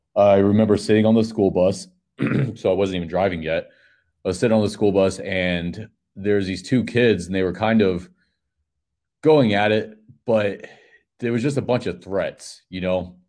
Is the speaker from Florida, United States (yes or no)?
yes; Panama City, Florida, United States; I'm from Panama City, Florida